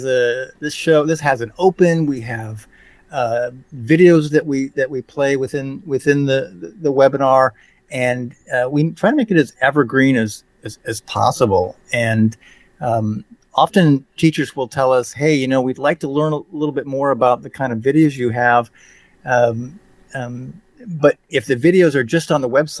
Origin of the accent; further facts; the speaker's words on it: Sarasota, Florida, United States; I grew up on the Gulf of Mexico in Sarasota, Florida